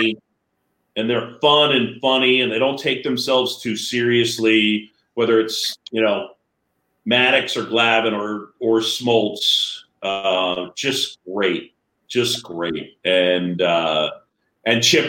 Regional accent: New York City, New York, United States; I grew up in New York City on Roosevelt Island

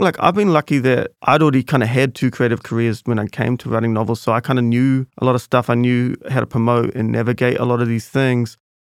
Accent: Auckland, New Zealand; I grew up in Grayland, but then since then I've lived all over Central

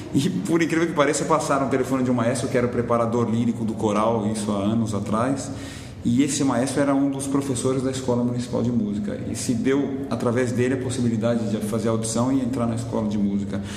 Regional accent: Brazil; moved away as an adult; eu saí do Brasil por conta disso, mas o Brasil me deu toda a base para poder sair

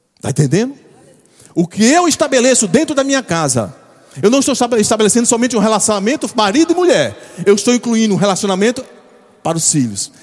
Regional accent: João Pessoa, Paraíba, Brazil; eu nunca saí de João Pessoa

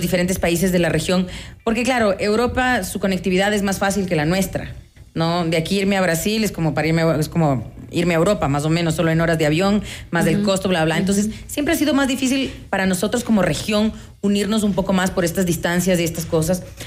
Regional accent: Quito, Pichincha, Ecuador; qué platos nos definen como quiteños

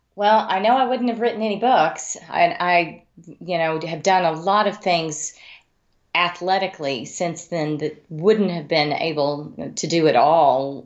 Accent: Amarillo, Texas, United States; also born or lived in Wyoming; I grew up in Amarillo, Texas

